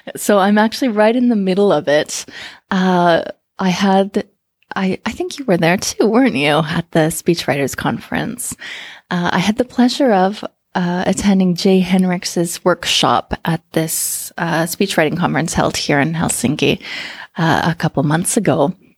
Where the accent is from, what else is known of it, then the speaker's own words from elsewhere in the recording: Canada; moved away as an adult; now in Finland; born and raised in Canada